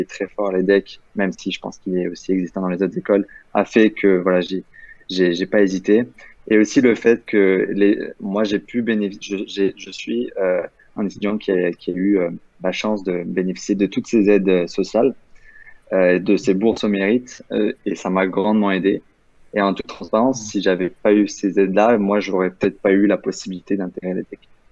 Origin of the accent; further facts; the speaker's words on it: Nice, Provence-Alpes-Côte d'Azur, France; moi, je viens de, de Nice de base